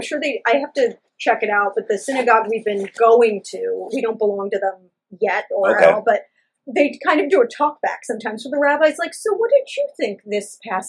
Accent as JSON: {"language": "English", "region": "New York", "country": "United States", "said": "as a New Yorker and a viewer"}